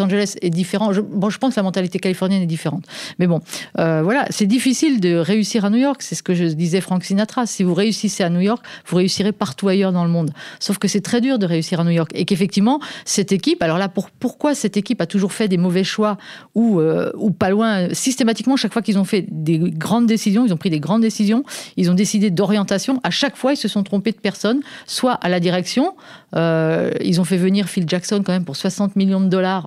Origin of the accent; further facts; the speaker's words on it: France; chez nous en France